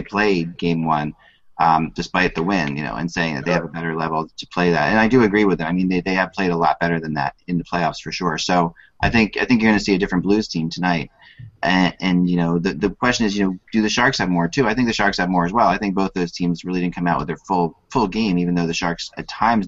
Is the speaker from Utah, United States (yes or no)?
no; St. Louis, Missouri, United States; as a kid growing up in the St. Louis area